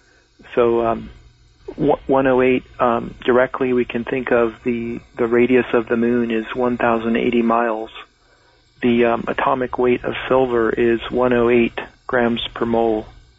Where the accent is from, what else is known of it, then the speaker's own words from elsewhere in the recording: Laguna Beach, California, United States; born there; I was born in Laguna Beach, California, which is at 33 degrees 30 minutes north.